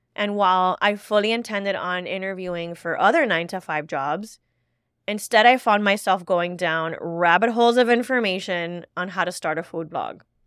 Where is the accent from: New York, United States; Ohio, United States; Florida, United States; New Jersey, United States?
Florida, United States; Miami; As a first generation Cuban American, born and raised in Miami, Florida